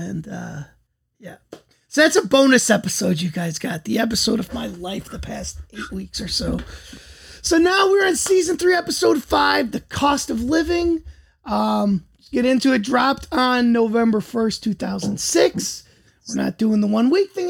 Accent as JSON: {"language": "English", "town": "Chicago", "region": "Illinois", "country": "United States", "lives_now": "Schaumburg, United States", "said": "I'm from Chicago. I live in the suburbs now"}